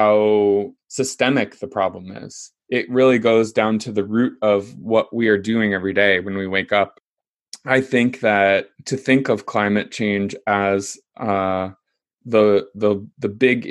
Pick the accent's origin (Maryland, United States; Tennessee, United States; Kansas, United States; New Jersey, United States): Kansas, United States; I grew up in Kansas in the middle of the United States in a small town